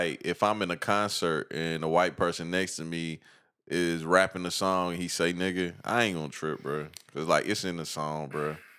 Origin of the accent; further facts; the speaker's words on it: Evans, Georgia, United States; Like, I tell motherfuckers all the time, like, technically, I could say I'm from Augusta, but...